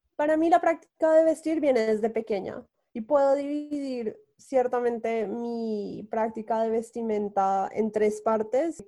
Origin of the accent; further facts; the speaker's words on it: Bogotá, Colombia; moved away as an adult; also born or lived in Los Angeles, United States / New York, United States; now in Paris, France; cuando me fui de Colombia, como cuando estaba en Bogotá, era mi línea directa con mi casa